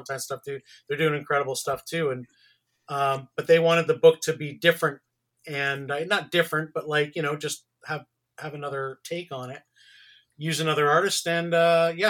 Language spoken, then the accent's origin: English; Canada; born or raised there